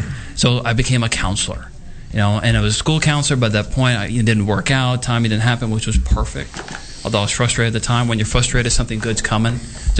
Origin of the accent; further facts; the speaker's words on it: New Orleans, Louisiana, United States; now in Dallas, United States; Originally New Orleans.